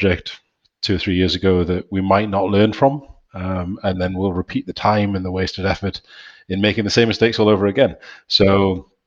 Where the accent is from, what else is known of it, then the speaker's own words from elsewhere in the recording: York, Yorkshire and the Humber, United Kingdom; accent: northeastern; now in Newcastle, United Kingdom; Based up here in Newcastle, and clearly heralded from Newcastle for quite some time, although technically from York